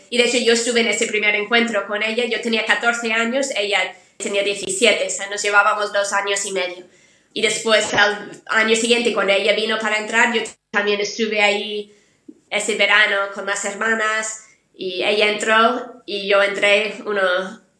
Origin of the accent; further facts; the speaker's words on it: United States; now in Spain; Yo soy de Estados Unidos.